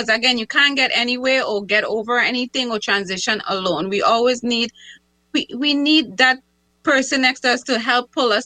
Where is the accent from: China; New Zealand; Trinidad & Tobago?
Trinidad & Tobago; now in United States; I'm from Trinidad